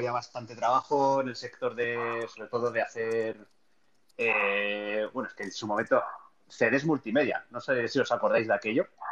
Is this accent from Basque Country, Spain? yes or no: yes; Vitoria-Gasteiz, Basque Country, Spain; also born or lived in Barcelona; me volví a mi ciudad natal, que es Vitoria